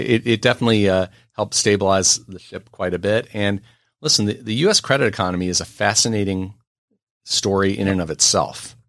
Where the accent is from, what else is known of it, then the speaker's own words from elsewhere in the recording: New York City, New York, United States; being born and raised in New York City